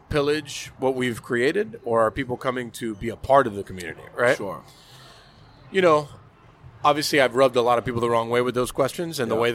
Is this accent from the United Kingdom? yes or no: yes; England, United Kingdom; I'm from England, man.